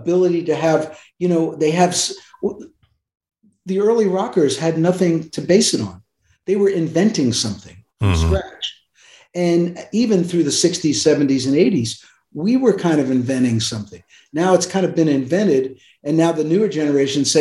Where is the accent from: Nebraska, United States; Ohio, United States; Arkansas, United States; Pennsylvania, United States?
Pennsylvania, United States; also born or lived in New York City; I was born in New York City, but I grew up in Pennsylvania. We moved to Pennsylvania when I was four.